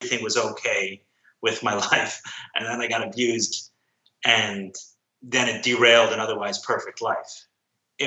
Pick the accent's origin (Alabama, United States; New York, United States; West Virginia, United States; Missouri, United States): New York, United States; New York City; I grew up in Crown Heights, a small enclave in Brooklyn, Orthodox Jewish community in Brooklyn.